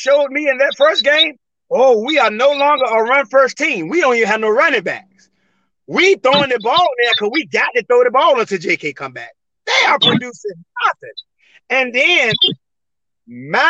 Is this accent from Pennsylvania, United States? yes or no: no; Suffolk, Virginia, United States; my hometown, right here, Kings Fork